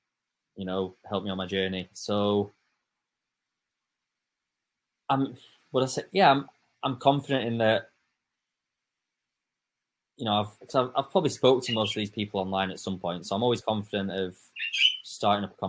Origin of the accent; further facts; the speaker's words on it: England, United Kingdom; an English coach